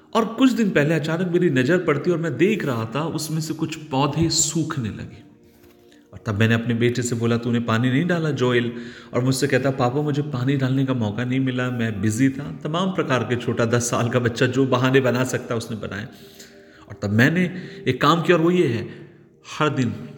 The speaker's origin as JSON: {"language": "Hindi", "town": "Nagpur", "region": "Maharashtra", "country": "India", "tie": "born or raised there", "moved": "as an adult", "lives_now": "Pathankot, India", "said": "मैं शहर का रहने वाला हूँ नागपुर शहर में महाराष्ट्र में बड़ा पला हूँ"}